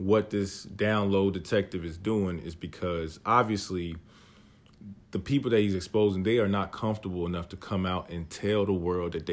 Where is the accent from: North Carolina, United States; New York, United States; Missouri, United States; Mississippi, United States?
North Carolina, United States; we grew up in North Carolina